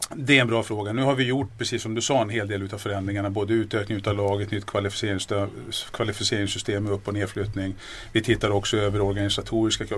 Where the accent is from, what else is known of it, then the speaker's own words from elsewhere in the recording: Järna, Stockholm County, Sweden; Född och uppvuxen ute i Järna